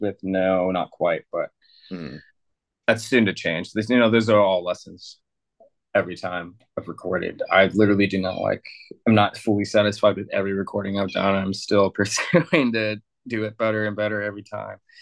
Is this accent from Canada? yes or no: no; San Diego, California, United States; now in Mexico; I grew up in San Diego.